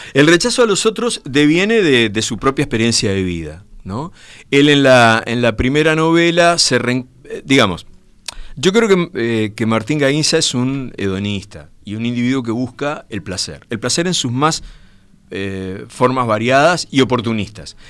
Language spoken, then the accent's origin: Spanish; Brazo Oriental, Montevideo, Uruguay; el barrio Gracia Oriental, de donde soy yo